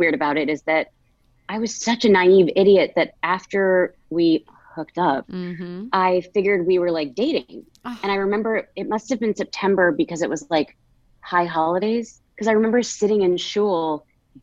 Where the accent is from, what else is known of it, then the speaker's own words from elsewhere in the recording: New Jersey, United States; I grew up in New Jersey